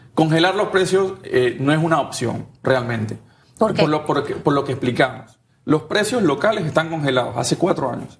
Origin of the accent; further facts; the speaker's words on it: Panama; somos panameños